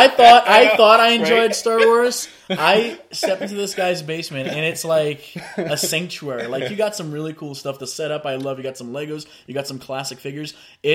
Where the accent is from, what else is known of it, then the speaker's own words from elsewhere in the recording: Brazil; now in Canada; back home, I'm from Brazil